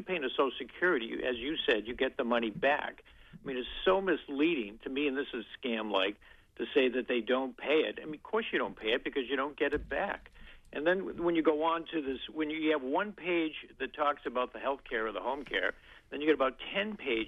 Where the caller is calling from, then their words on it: Bangor, Maine, United States; Caller from Bangor.